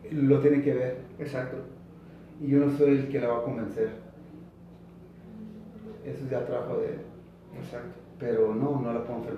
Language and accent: Spanish; California, United States; yo vengo de California